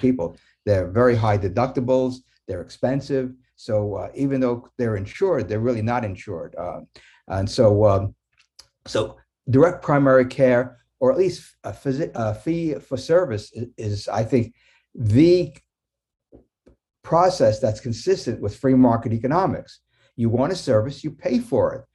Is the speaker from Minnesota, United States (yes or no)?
no; New York City, New York, United States; When I was growing up in New York City in nineteen fifties